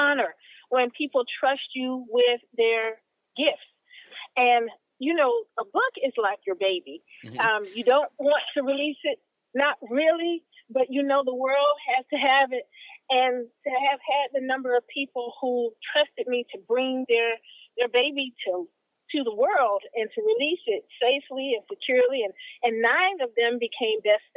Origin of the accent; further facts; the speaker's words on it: Miami, Florida, United States; I am from beautiful Miami, Florida